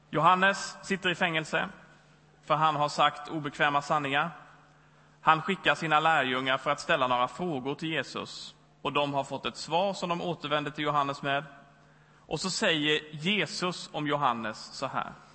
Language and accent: Swedish; Växjö, Kronoberg County, Sweden; moved away as an adult; also born or lived in Lund / Stockholm / Sundbyberg; now in Gothenburg, Sweden; Jag kommer från Småland i Växjö